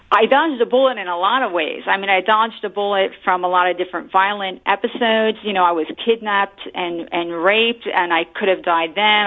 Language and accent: English; New Jersey, United States; moved away as an adult; now in Bay Area, United States; I grew up in Central Jersey, but I came to California